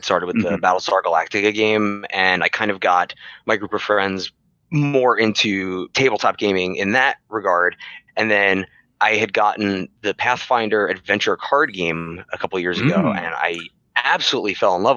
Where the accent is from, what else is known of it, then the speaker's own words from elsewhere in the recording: East Coast, United States; moved away; I'm originally from the East Coast